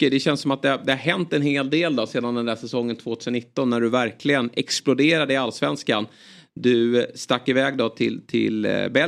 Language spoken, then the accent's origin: Swedish; Netherlands; Ja, men jag är ju holländare.